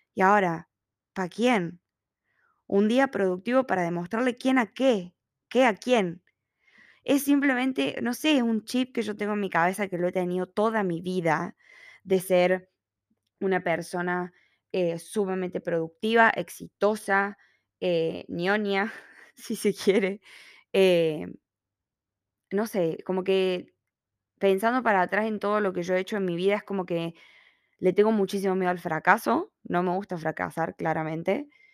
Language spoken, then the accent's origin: Spanish; Argentina; moved away as an adult; now in Australia